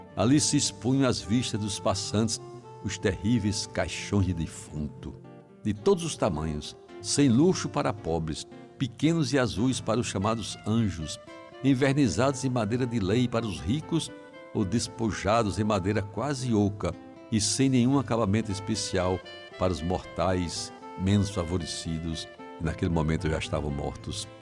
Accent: Brazil; algum tempo da minha infância em Jaguaribe

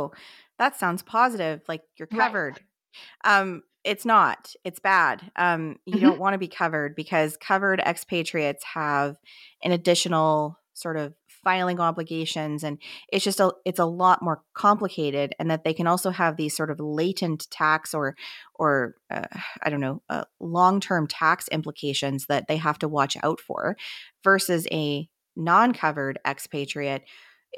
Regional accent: Canada; as Canadian advisors

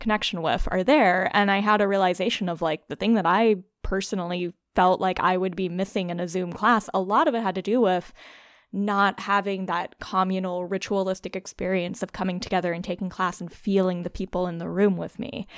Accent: South Louisiana, United States; now in Brooklyn, United States; growing up in South Louisiana

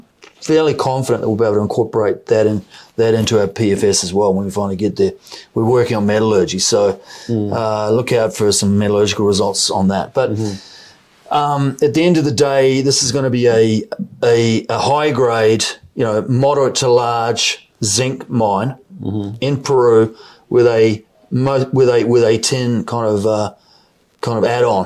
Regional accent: New Zealand; accent: New Zealand; With my New Zealand accent

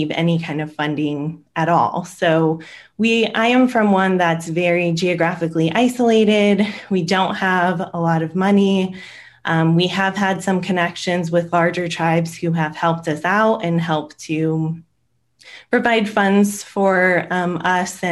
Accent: Iipay Nation of Santa Ysabel, East County, San Diego, California, United States; from the Ipai Nation of San Isabel. Our reservation is located in East County, San Diego

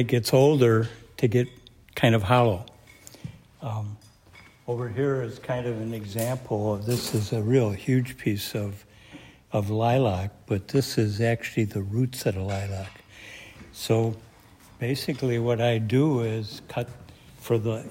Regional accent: Winona, Minnesota, United States

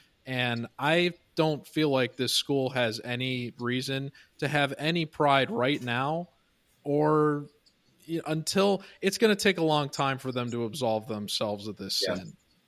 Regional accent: Chicago, Illinois, United States; because I grew up in Chicago

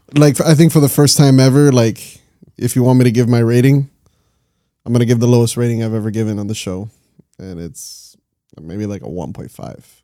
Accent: Miami, Florida, United States; we're all from Miami

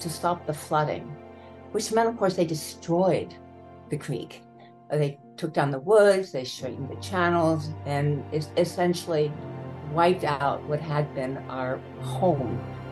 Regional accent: United States; moved away as an adult; also born or lived in Baltimore, Maryland; now in Buffalo, United States; we moved when I was very young to this farmhouse outside of Washington, D.C.

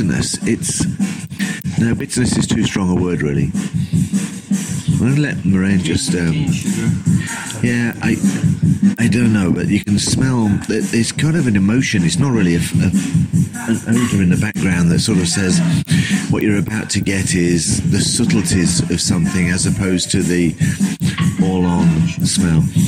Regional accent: England, United Kingdom; I'm an English guy

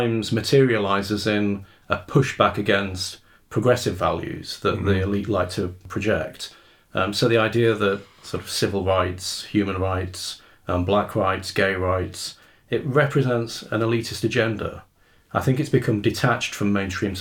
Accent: Rotherham, Yorkshire and the Humber, United Kingdom; I grew up in Rotherham

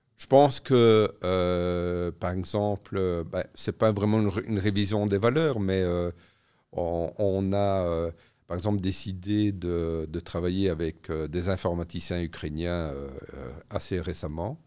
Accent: Namur, Wallonia, Belgium; je suis namurois

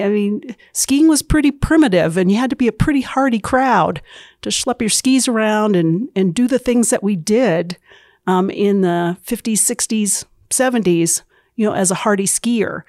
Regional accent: central New Hampshire, United States; moved away as an adult; now in Utah, United States; I grew up in central New Hampshire

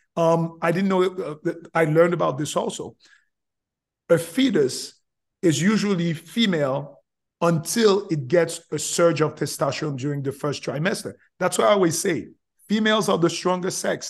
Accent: Haiti; English is a second language; moved away as an adult; also born or lived in Florida; now in United States; I'm originally from Haiti, came from Haiti

